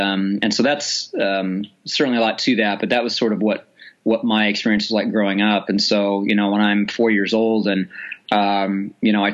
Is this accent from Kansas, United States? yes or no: yes; Hays, Kansas, United States; I grew up in Hays, Kansas is a town of about 20,000 people